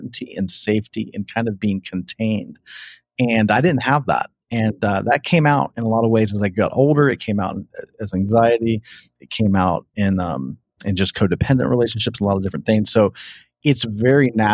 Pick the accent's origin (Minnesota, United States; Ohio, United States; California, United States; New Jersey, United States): Ohio, United States; I grew up in Ohio